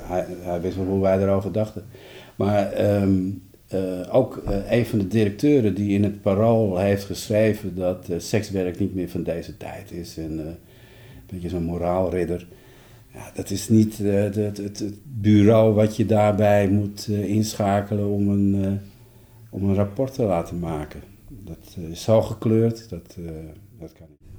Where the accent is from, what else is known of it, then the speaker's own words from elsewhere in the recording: Amsterdam, North Holland, Netherlands; de vraag waar ik vandaan kom, en ik zeg uit Amsterdam